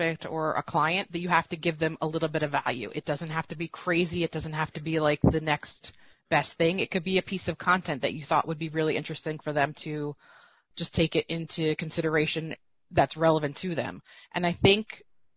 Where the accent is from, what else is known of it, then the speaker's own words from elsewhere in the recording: East Coast, United States; I'm from the East Coast